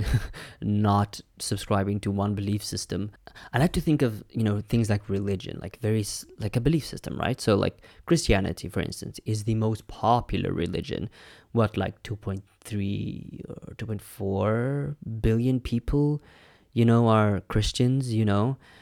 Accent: Namibia; I'm from Namibia, which was a German colony.

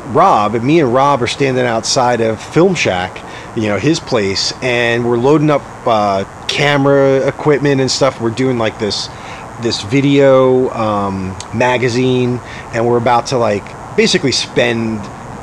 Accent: New York City, New York, United States; moved away as an adult; also born or lived in Rhode Island / Boston; I'm originally from Staten Island, and I went to high school in upstate New York

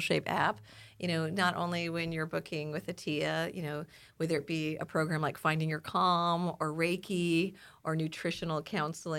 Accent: San Diego, California, United States; We're from San Diego, and we're from La Jolla.

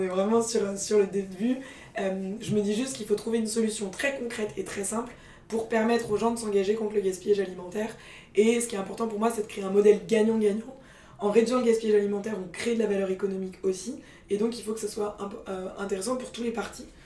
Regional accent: Paris, Île-de-France, France; also born or lived in England / Scandinavia / Norway; j'ai grandi à Paris euh, et j'étais été euh, confrontée aux, bobos parisiens euh, toute ma jeunesse

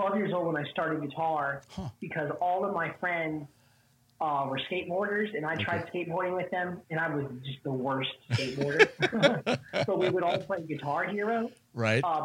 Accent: Spring Hill, Tennessee, United States; I'm from Spring Hill, Tennessee

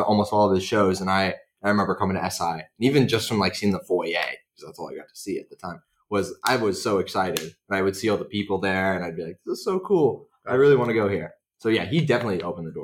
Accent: Marin, California, United States; I'm from Marin

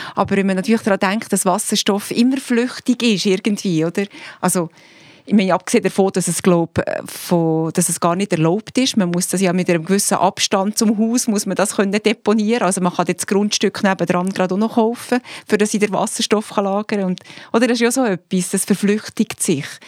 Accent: Switzerland; bei uns in der Schweiz

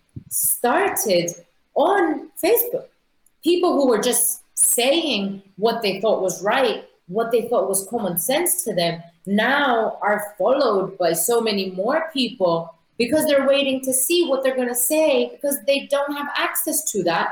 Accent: Nicosia, Cyprus; my hometown, Nicosia

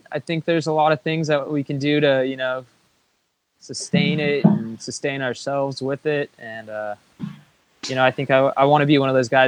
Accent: the Bay Area, California, United States; growing up in the Bay

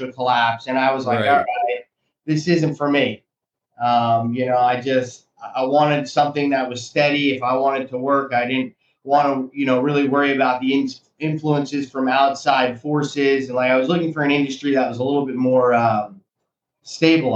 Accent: Monmouth County, New Jersey, United States; now in Sarasota, United States; I grew up in Monmouth County, New Jersey, a town that was about a 45-minute train ride away from New York City

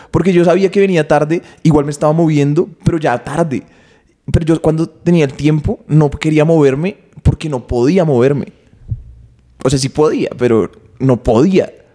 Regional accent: Bogotá, Colombia; yo crecí acá en Bogotá

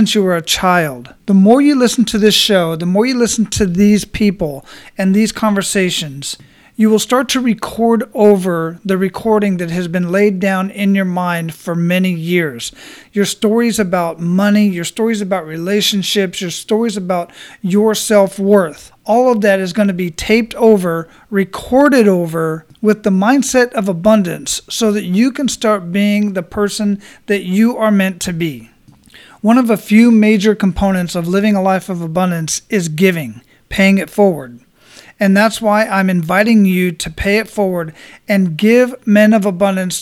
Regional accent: Phoenix, Arizona, United States; now in Florida, United States; I grew up in Phoenix, Arizona

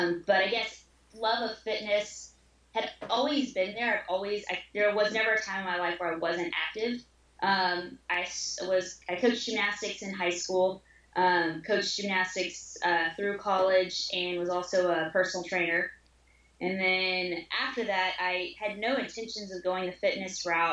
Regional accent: San Angelo, Texas, United States; now in Austin, United States; from San Angelo, Texas, kind of a little small town out towards West Texas

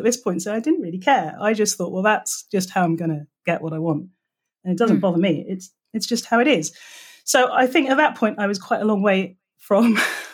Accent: England, United Kingdom; moved away as an adult; now in California, United States; I am English.

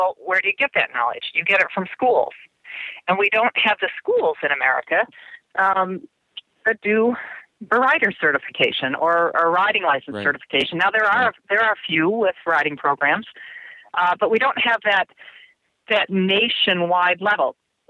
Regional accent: Germany; moved away; remember again, I grew up in Germany. Well, I say I grew up, I never really grew up, but I became more mature in Germany.

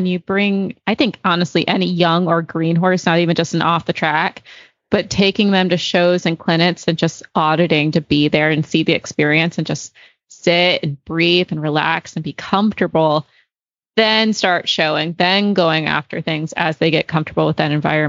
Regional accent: England, United Kingdom; and I'll be honest, because I'm an English girl too, but I started Western Pleasure.

